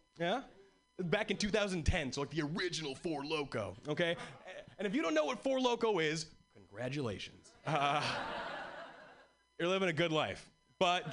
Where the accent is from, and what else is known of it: Hawaii, United States; born or raised there; moved away as an adult; now in Boston, United States